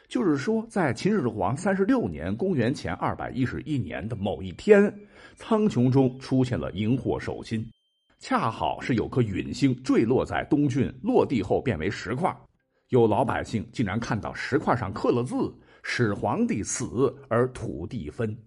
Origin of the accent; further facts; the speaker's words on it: China; 我们中国人